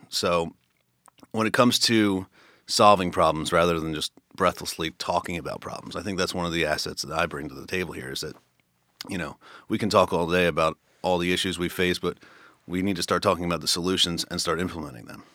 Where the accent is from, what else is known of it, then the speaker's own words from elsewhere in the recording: Philadelphia, Pennsylvania, United States; I grew up in Northeast Philly, um, by Franklin Mills